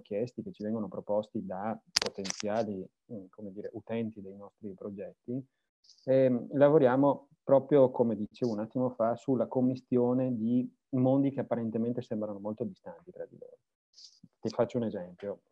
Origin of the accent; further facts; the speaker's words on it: Veneto, Italy; sono veneto